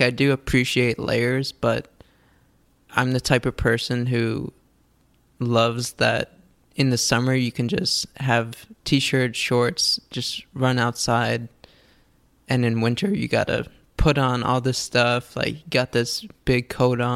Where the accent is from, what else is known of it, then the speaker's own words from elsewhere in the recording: New York, United States; moved away as an adult; now in California, United States; I grew up in New York my whole life